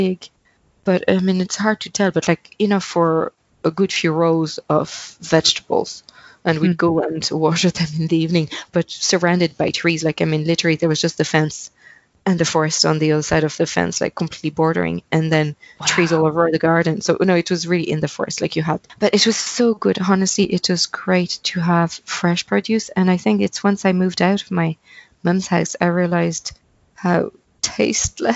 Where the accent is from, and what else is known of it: Centre-Val de Loire, France; born or raised there; English is a second language; moved away as an adult; also born or lived in Paris, France; now in Ireland